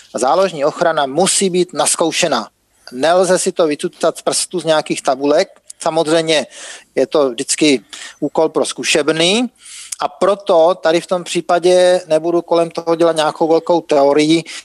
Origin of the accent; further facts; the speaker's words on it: Czechia; u nás v Čechách